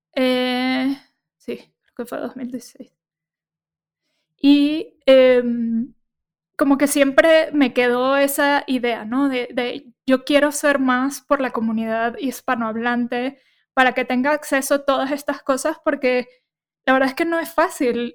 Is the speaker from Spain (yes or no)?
no; Caracas, Venezuela; moved away as an adult; now in Mexico City, Mexico; nací en Venezuela, estuve viviendo en Caracas.